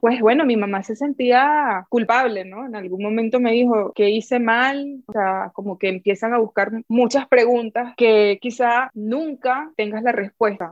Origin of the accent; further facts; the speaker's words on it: Amazonas, Venezuela; moved away as an adult; also born or lived in Argentina; yo soy de Amazonas, Venezuela, es un pueblo muy chiquito